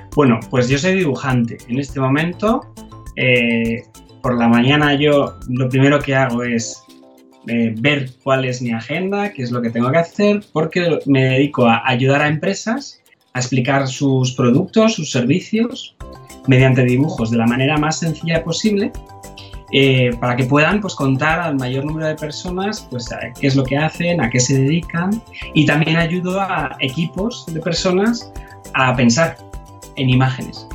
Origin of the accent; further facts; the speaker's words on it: Madrid, Community of Madrid, Spain; also born or lived in Leeds; yo soy de Madrid, de España, eh, y nací en, en Madrid